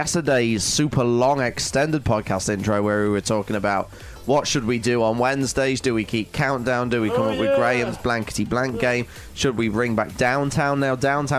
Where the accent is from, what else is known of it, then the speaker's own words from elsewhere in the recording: Rohini, Delhi, India; from Rohini, and I work in telesales.